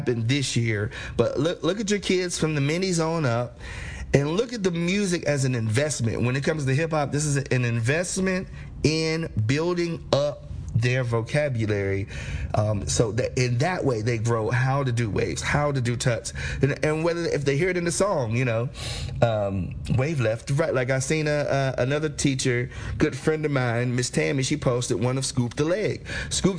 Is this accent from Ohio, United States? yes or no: yes; Cincinnati, Ohio, United States; growing up in Cincinnati